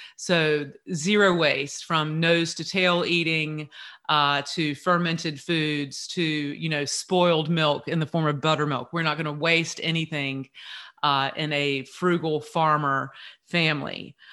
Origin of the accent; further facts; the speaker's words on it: Eastern North Carolina, United States; I grew up here in Eastern North Carolina